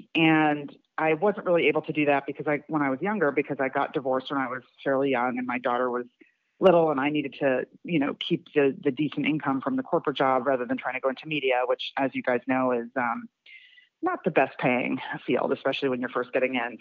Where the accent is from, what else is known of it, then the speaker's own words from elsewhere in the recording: Philadelphia, Pennsylvania, United States; moved away as an adult; now in Atlanta, United States; I grew up in Philadelphia